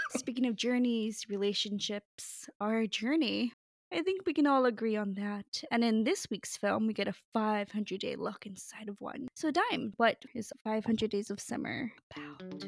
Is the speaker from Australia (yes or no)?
no; Pasadena, California, United States; now in New Jersey, United States; I grew up in Pasadena, California, so I would run around Los Angeles